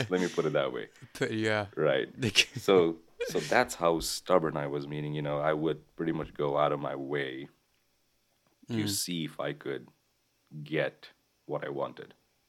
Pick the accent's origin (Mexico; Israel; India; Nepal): Nepal; Kathmandu, Bagmati; born there; I was born in Kathmandu, the capital of Nepal.